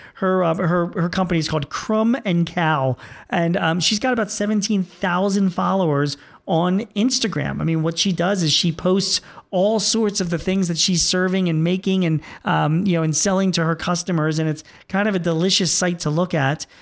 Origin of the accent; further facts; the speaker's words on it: Philadelphia, Pennsylvania, United States; my hometown of Philadelphia